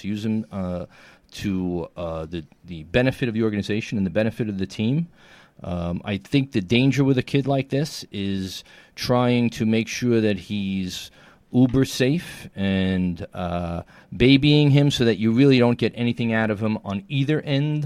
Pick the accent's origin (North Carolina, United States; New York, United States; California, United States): New York, United States; New York City; born or raised there